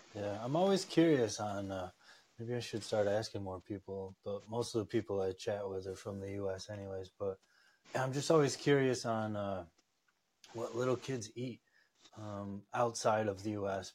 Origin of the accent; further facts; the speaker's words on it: upstate New York, United States; I grew up upstate New York, just surrounded by mountain ranges and waterfalls